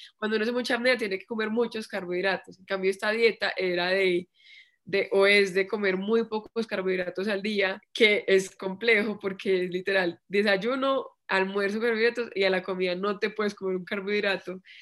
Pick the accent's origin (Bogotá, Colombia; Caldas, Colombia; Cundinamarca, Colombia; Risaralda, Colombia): Risaralda, Colombia; Pereira; moved away as an adult; also born or lived in Bogotá; now in Medellín, Colombia; yo me fui de Pereira a vivir acá a Bogotá un año y después me fui para Medellín